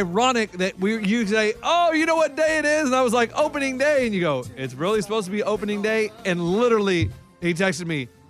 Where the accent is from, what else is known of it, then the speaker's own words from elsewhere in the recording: Texas, United States; moved away; I never see snow growing up in Texas